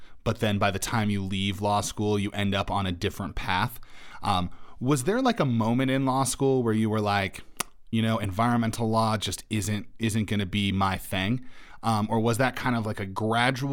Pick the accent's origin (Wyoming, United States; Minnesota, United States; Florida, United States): Wyoming, United States; moved away as an adult; now in Colorado, United States; I grew up in Wyoming, also a pretty rural area